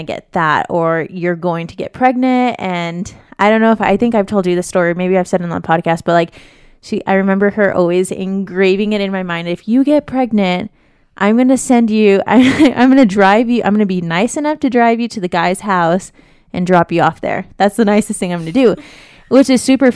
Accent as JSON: {"language": "English", "town": "Las Vegas", "region": "Nevada", "country": "United States", "tie": "born or raised there", "said": "growing up in Vegas"}